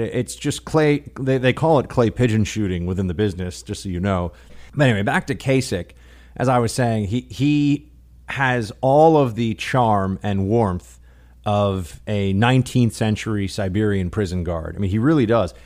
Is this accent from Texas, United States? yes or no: no; New York City, New York, United States; As a New York City, uh, born and raised local